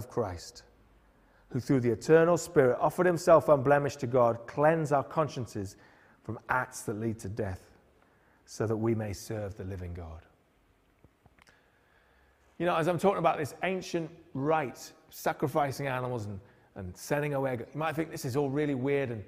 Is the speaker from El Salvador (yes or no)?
no; Newcastle upon Tyne, North East England, United Kingdom; we grew up in Newcastle